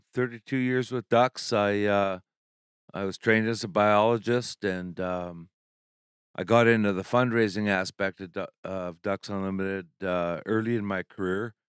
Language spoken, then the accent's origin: English; Saskatchewan, Canada; now in Alberta, Canada; I grew up in Saskatchewan, and I'm living in Alberta